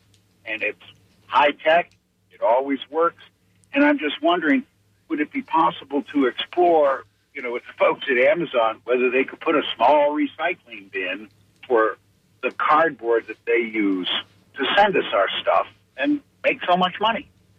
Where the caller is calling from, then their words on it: Tampa, Florida, United States; from Tampa.